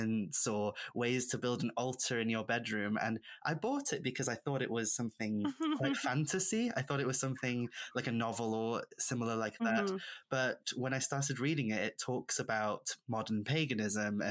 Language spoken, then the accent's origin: English; Isle of Anglesey, North Wales, United Kingdom; first language Welsh; English is a second language; moved away as an adult; also born or lived in Manchester; now in Chester, United Kingdom; I'm originally from an island called Ynys Môn, the Isle of Anglesey in North Wales. I'm a first language Welsh speaker